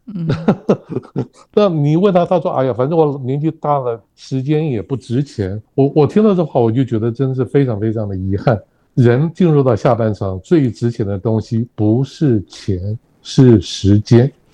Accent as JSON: {"language": "Chinese", "region": "Taipei", "country": "Taiwan", "tie": "born or raised there", "also_born_or_lived": "Beijing, China", "moved": "as an adult", "lives_now": "Kaohsiung, Taiwan", "said": "我是台北市人，我是土生土长的台北市人。可是我过去二十几年都不住在台北。我后来因为工作的关系，所以我在，我是在，呃，中国大陆北京退休的。那十几年前退休下来之后，我没有，我没有回到我的老家台北去置产。我跑到人生地不熟的高雄置产"}